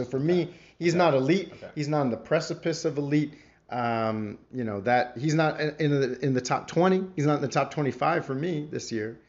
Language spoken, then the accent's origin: English; Mississauga, Ontario, Canada; Mississauga's own Dylan Brooks, repping the city, at least my hometown